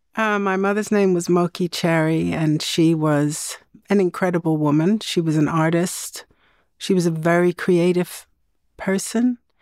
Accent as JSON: {"language": "English", "country": "Sweden", "tie": "born or raised there", "said": "growing up in Sweden in the seventies"}